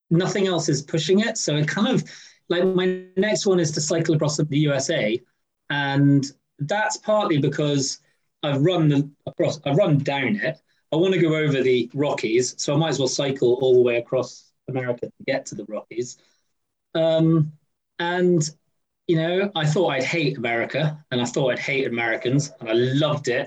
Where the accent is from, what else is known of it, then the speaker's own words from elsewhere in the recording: Scotland, United Kingdom; As a Scotsman